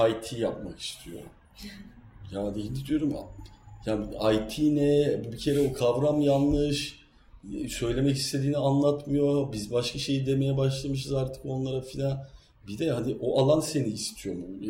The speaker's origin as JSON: {"language": "Turkish", "region": "Kırklareli", "country": "Turkey", "said": "ben biliyorsunuz Kırklareli'yim Trakya'lıyım"}